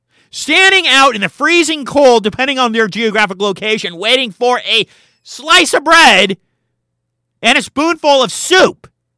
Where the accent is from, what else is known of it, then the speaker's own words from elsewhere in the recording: Oakland, California, United States; when I was a kid growing up in Oakland, California